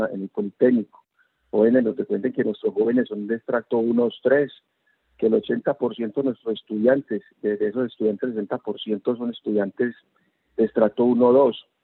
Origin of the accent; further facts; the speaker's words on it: Antioquia, Colombia; Somos un departamento paisa